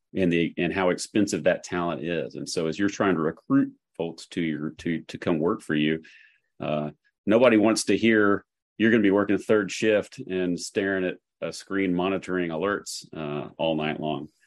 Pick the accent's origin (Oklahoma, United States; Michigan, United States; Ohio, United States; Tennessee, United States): Tennessee, United States; Chattanooga; now in Nashville, United States; I grew up in Chattanooga, uh, Tennessee